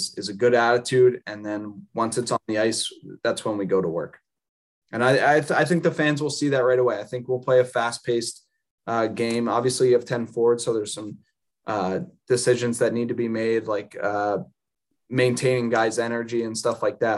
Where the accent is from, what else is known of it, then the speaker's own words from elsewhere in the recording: Philadelphia, Pennsylvania, United States; being from America, I grew up in Philadelphia